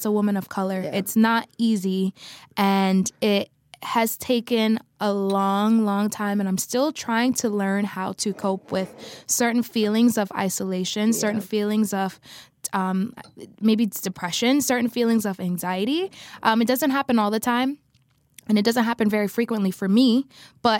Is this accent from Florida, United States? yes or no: yes; Florida, United States; moved away as an adult; now in South Korea; I'm from Florida